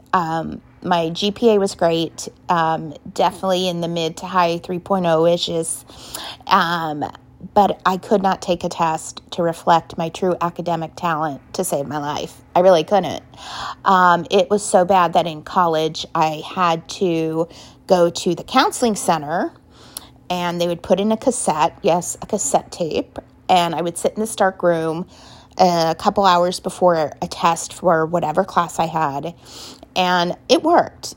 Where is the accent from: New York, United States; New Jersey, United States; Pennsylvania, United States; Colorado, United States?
Colorado, United States; Denver; now in Cincinnati, United States; I was born and raised in Denver, Colorado, and I still consider Colorado my home state and always will, even though I'm in Cincinnati now